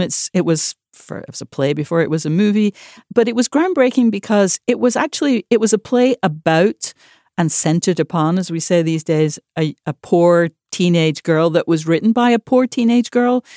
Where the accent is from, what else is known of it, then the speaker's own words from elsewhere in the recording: Manchester, North West England, United Kingdom; moved away; Manchester, my hometown